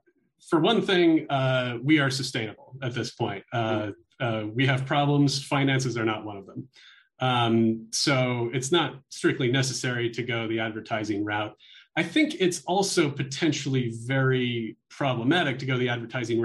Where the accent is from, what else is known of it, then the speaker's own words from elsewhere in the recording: Olympia, Washington, United States; now in Albuquerque, United States; I was doing community radio and fun things like that back when I was a teenager growing up in Olympia, Washington